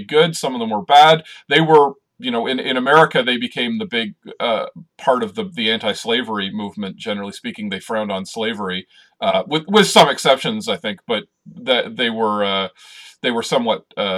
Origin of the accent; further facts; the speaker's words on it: Canada; we're both Canadian